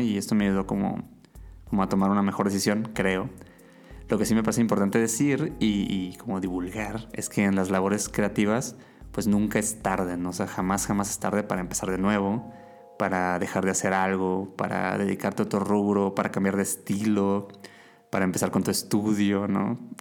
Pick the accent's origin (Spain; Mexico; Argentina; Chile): Mexico; Mazatlán, Sinaloa; Yo estaba estudiando mercadotecnia en la universidad en, Mazatlán, mi ciudad natal